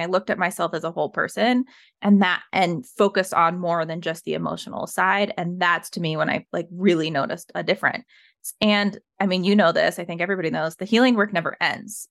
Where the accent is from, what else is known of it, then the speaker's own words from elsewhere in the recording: Evergreen, Colorado, United States; I was raised in Evergreen, Colorado